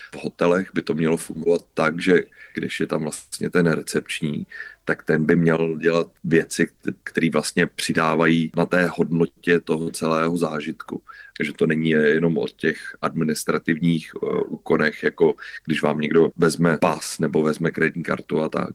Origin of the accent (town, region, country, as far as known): Czechia